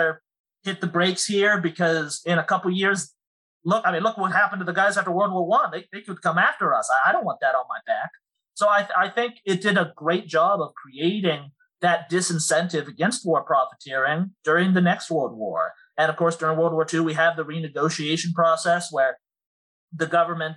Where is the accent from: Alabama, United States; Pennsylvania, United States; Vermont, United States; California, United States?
Pennsylvania, United States; Altoona; moved away; I'm originally from Altoona